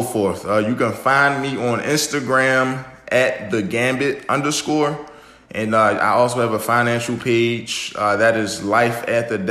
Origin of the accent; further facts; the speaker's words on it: Baltimore, Maryland, United States; from Baltimore, Maryland.